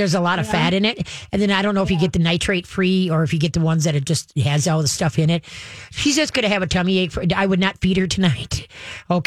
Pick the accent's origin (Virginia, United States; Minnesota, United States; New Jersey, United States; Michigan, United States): Minnesota, United States; Duluth; I was adopted and when I was a year and a half, I was born up in Duluth.